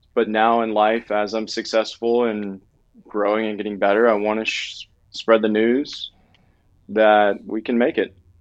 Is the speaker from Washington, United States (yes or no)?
no; Southwest Louisiana, United States; moved away; I'm from Southwest Louisiana